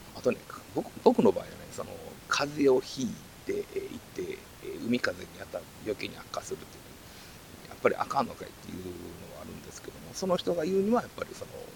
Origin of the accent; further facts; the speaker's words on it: Kansai, Japan; 僕関西なんですけども